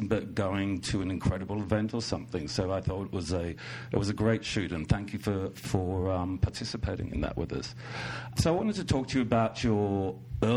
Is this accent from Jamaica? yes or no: no; Australia; also born or lived in New York; now in Los Angeles, United States; I grew up in Australia